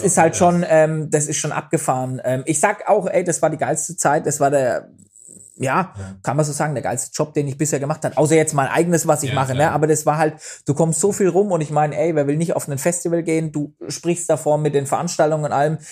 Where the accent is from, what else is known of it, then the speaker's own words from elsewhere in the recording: Bavaria, Germany; bei uns in Bayern